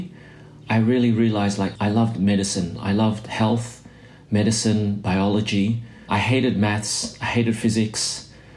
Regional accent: Australia; moved away as an adult; also born or lived in Indonesia / New Zealand; now in Boston, United States; I was born in Indonesia. Our family migrated to Australia when I was a kid because my parents wanted, you know, us to have a better life, to have a better education. And so I pretty much grew up in Australia

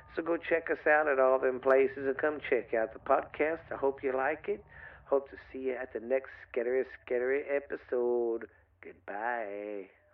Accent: the South, United States; I'm from the South

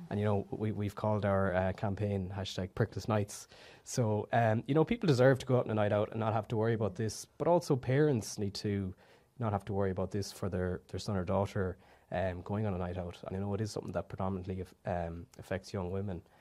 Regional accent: Galway, Connacht, Ireland; I'm from Galway, twenty-four years old

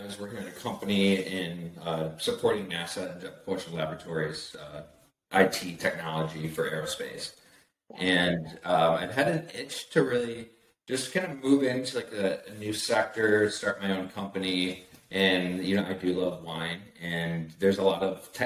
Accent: West Michigan, United States; I'm from the Midwest, West Michigan

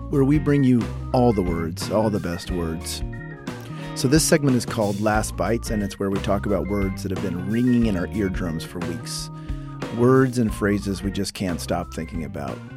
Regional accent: Oklahoma, United States; also born or lived in Texas; So I was born in Texas and raised in Oklahoma, so y'all comes naturally to me. I grew up yallin' and fixin' to and hollering at people

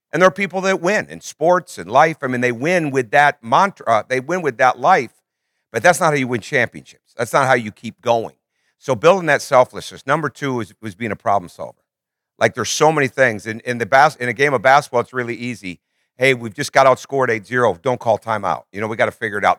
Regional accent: Michigan, United States; I grew up in Michigan, I grew up, we went to church three times a week

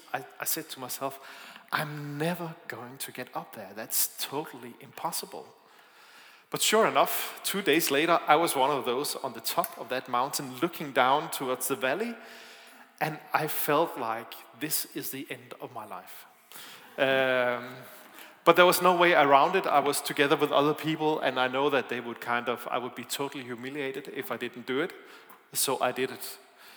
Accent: Denmark; English is a second language; It's not just the sound system, it's also my accent. I am from Denmark, I'm sorry about that.

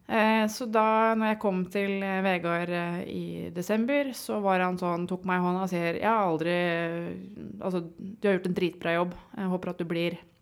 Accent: Sandefjord, Vestfold, Norway; jeg er jo eh, teknisk sett født og oppvokst i Sandefjord

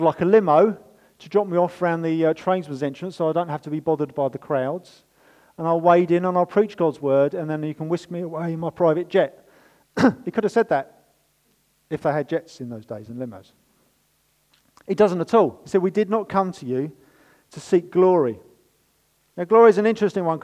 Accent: United Kingdom; We're British

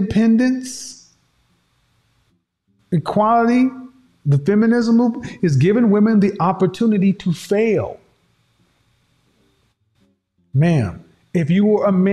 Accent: the Bible Belt, United States; I grew up in the Bible Belt

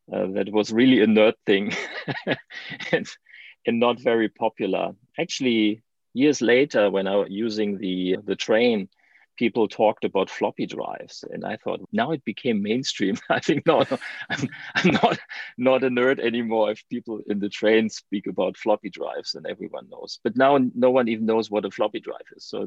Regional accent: Germany; English is a second language; as you can hear from my accent, I'm from Germany

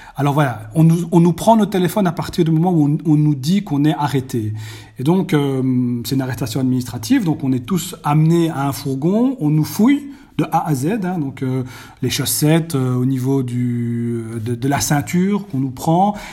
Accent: Belgium; chez nous en Belgique

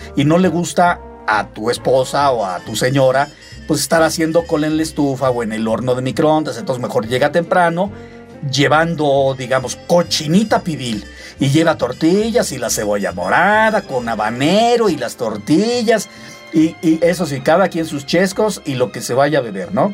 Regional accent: Mexico; mis tradiciones muy mexicanas

